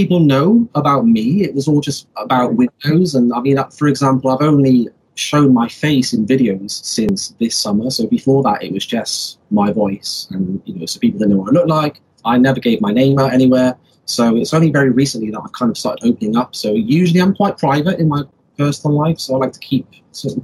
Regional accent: Wales, United Kingdom; now in England; I'm originally from Wales, which is a country in the UK. I live in England at the moment

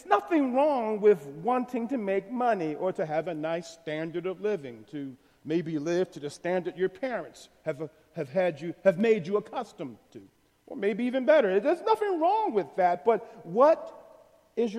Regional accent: United States; especially as American Christians

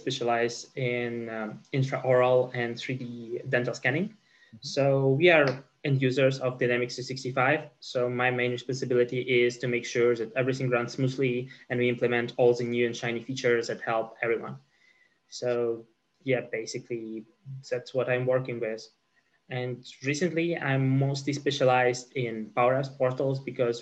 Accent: Ukraine; now in Poland; So I'm originally from Ukraine, but now live in Poland.

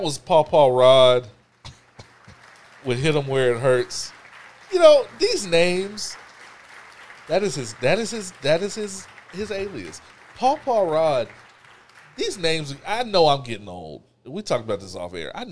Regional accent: Texas, United States; I'm from Texas

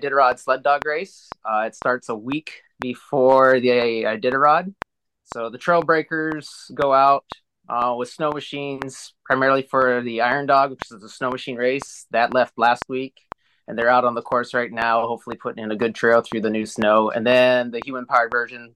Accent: Alaska, United States; born and raised in Alaska. So I've been in Alaska all my life

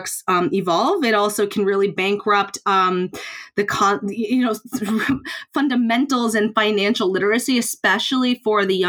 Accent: United States; moved away; I'm obviously, you can tell from the accent, I'm from the United States

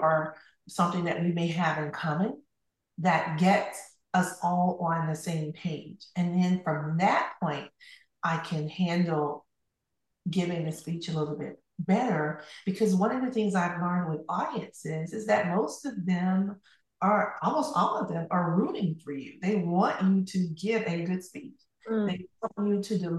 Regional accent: Camilla, Georgia, United States; moved away as an adult; now in Tallahassee, United States; I left Camilla, Georgia, my hometown, and at the age of 18

